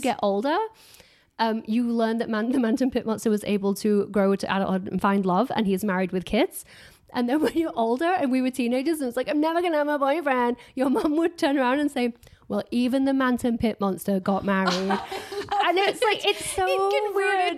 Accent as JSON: {"language": "English", "town": "Harworth", "region": "East Midlands", "country": "United Kingdom", "tie": "born or raised there", "also_born_or_lived": "South Yorkshire", "moved": "yes", "said": "So I grew up in Harworth"}